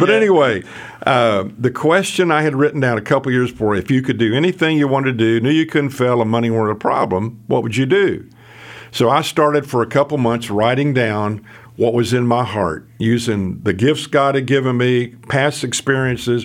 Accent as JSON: {"language": "English", "region": "Ohio", "country": "United States", "tie": "born or raised there", "also_born_or_lived": "Houston / Orlando", "moved": "yes", "lives_now": "Dallas, United States", "said": "I was born in Ohio"}